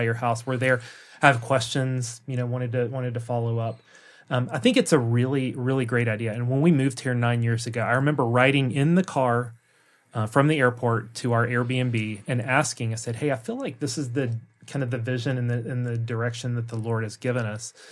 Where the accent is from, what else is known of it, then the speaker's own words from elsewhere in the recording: the South, United States; moved away as an adult; now in Norway; an American from the South